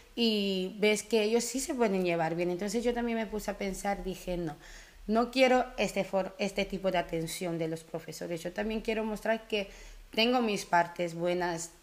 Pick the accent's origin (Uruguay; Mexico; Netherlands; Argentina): Netherlands; also born or lived in Curaçao; vengo de Sudamérica, pero crecí en Holanda. Y bueno, siendo Holanda cuando me fui con nueve años